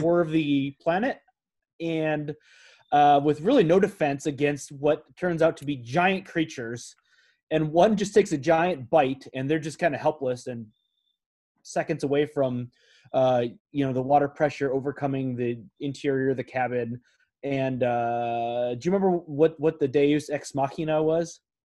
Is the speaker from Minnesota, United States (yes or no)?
yes; Minnesota, United States; we are Vikings fans growing up in Minnesota